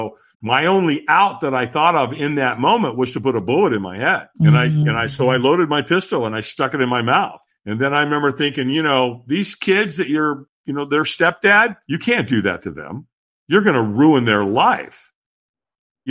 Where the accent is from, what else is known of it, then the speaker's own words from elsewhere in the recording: Long Beach, California, United States; also born or lived in Hollywood, California; And so I moved from Hollywood to Long Beach. And I was five